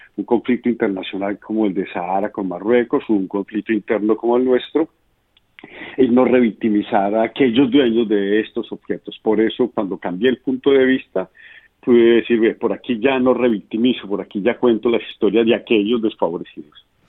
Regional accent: Colombia; como colombiano

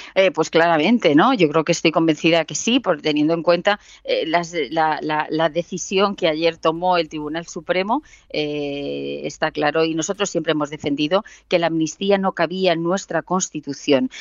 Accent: a village in Ciudad Real, Castilla-La Mancha, Spain; yo soy de un pueblo de Ciudad Real

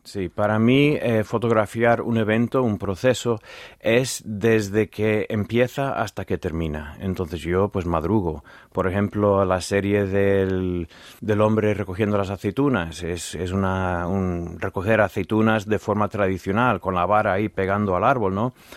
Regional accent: Virginia, United States; Spanish is a second language; now in Los Santos de Maimona, Spain; Culturalmente, de donde vengo yo

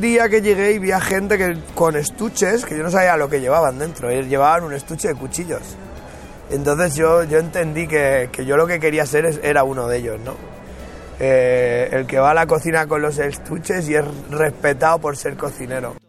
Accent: Albacete, Castilla-La Mancha, Spain; moved away; also born or lived in Mallorca; cuando salí de Albacete, eh, por, ser un bala en todos los sentidos, eh, me fui a Mallorca a hacer cocina allí

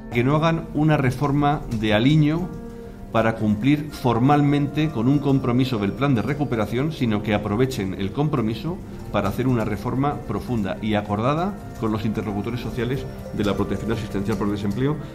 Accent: Spain

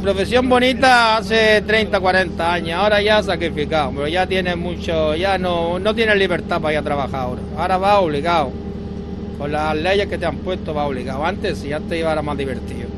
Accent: Senegal; Spanish is a second language; now in Almería, Spain; yo soy de Senegal

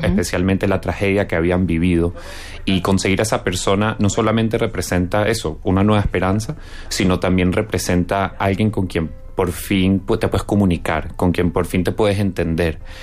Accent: Venezuela; also born or lived in Spain; yo que soy venezolano y español

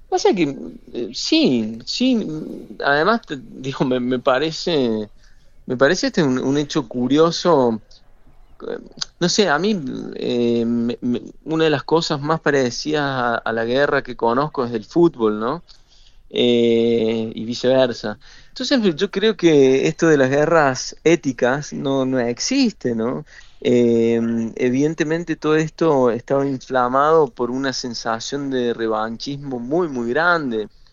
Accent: Argentina; como argentino que he vivido siempre muy cerca el fútbol como un hecho totalitario y devastador, como sucede en mi país

